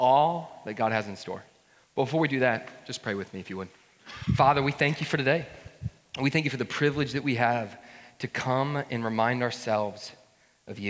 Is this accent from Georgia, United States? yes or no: yes; Woodstock, Georgia, United States; I grew up in North Georgia, a town there called Woodstock